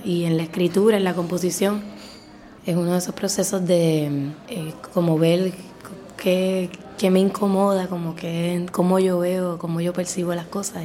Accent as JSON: {"language": "Spanish", "country": "Puerto Rico", "said": "lo que somos nosotros como puertorriqueños"}